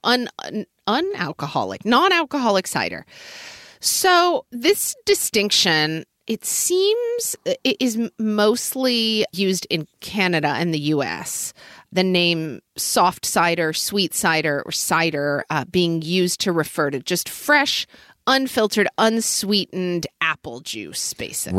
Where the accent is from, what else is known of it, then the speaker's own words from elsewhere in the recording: Oklahoma, United States; now in Seattle, United States; as a kid growing up in Oklahoma